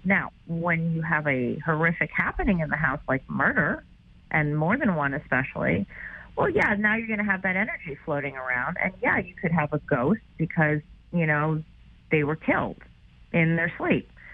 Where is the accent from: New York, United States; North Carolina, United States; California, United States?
New York, United States; I'm a New Yorker